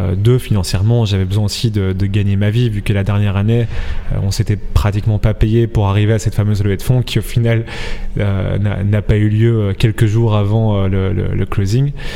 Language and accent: French; Belgium; on est belge, on vient de la même région